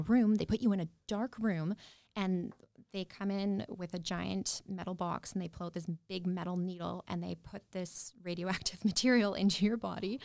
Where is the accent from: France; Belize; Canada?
Canada; Yorkton, Saskatchewan; I grew up outside of York and Saskatchewan